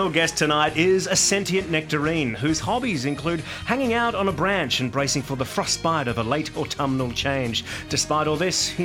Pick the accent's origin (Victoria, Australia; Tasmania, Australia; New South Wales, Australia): Victoria, Australia; Geelong; I grew up in Geelong and I cannot have that stand.